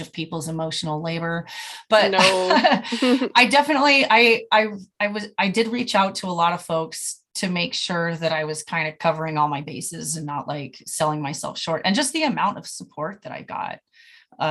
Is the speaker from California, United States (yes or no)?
yes; California, United States; moved away; I'm from California